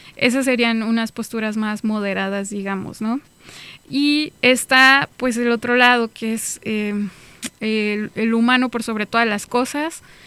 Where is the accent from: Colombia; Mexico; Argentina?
Mexico; small town near Celaya, Guanajuato; moved away as an adult; also born or lived in Tijuana; En mi pueblo es normal, tú vas al campo